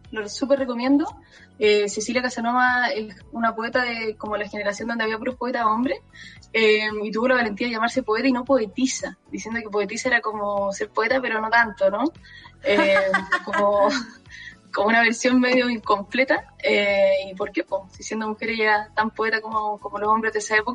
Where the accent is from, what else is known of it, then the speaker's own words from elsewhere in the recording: San Miguel, Santiago Metropolitan Region, Chile; yo soy de San Miguel, San Miguel.